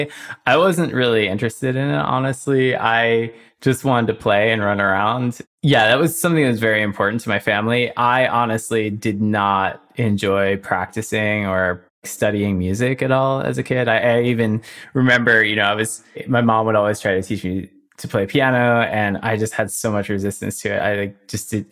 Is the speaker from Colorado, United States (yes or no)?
no; Somers, New York, United States; I grew up in Somers, New York. It's a rural area north of New York City.